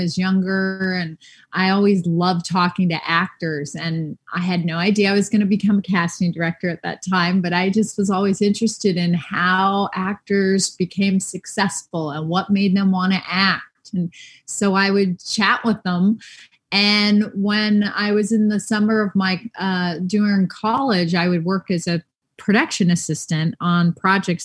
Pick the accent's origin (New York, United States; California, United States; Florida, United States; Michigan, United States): California, United States; Los Angeles; I grew up in Los Angeles